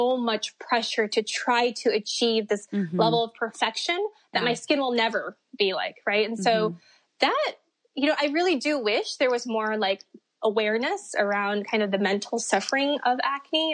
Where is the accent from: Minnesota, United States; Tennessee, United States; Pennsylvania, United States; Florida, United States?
Minnesota, United States; I grew up in Minnesota